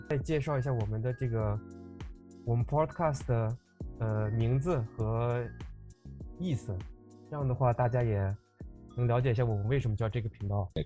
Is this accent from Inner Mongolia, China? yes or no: yes; Inner Mongolia, China; 我来自内蒙古